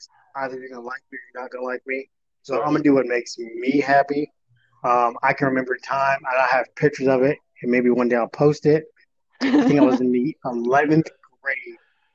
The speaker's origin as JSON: {"language": "English", "town": "Las Vegas", "region": "Nevada", "country": "United States", "tie": "born or raised there", "moved": "as an adult", "said": "I was born and raised in Vegas. I'm from Vegas"}